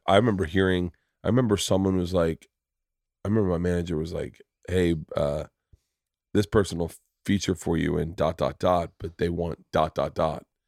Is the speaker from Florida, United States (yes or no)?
yes; Florida, United States; I grew up in Florida